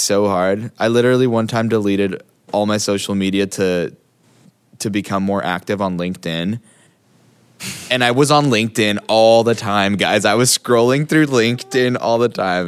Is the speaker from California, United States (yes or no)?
no; Hawaii, United States; I grew up in Hawaii.